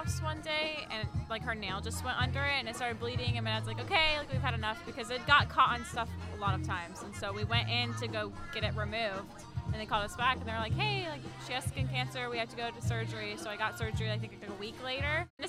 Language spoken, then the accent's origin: English; Vancouver, Washington, United States; I'm from Vancouver, Washington.